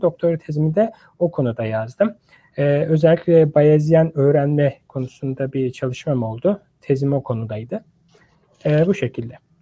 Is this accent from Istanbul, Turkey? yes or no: yes; Istanbul, Turkey; moved away as an adult; also born or lived in Ankara, Turkey; now in United States; ben İstanbul doğumluyum